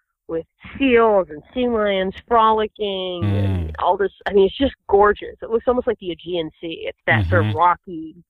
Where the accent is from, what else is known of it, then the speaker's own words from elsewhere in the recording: Boston, Massachusetts, United States; also born or lived in New York; I'm from Boston and New York, and there's plenty of money there too.